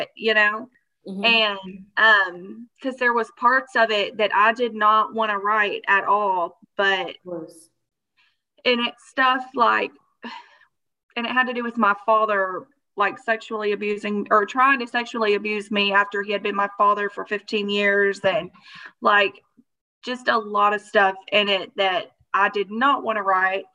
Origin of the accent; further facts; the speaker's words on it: Arkansas, United States; also born or lived in Hot Springs, Arkansas; I'm from Arkansas.